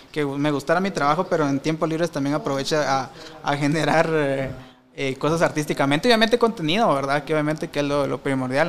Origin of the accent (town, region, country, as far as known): Guatemala